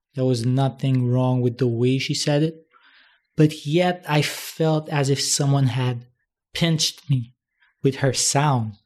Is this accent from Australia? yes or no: no; Haiti; now in Dominican Republic; from Haiti and I was born there.